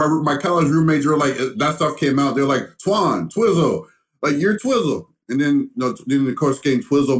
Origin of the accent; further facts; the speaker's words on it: the Bible Belt, United States; I'm a black man. I grew up in the Bible Belt.